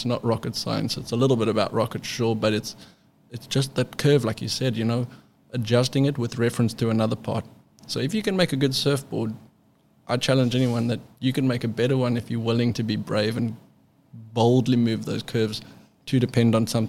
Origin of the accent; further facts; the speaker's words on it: South Africa; now in United States; when I moved to California from South Africa, I kind of got the backdoor introduction to all the shapers.